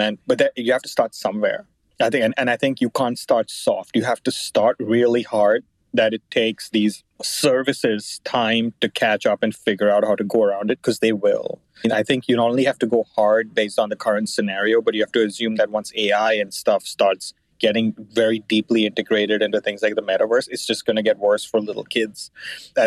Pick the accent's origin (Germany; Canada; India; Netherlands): India; When I was a little youngin growing up in India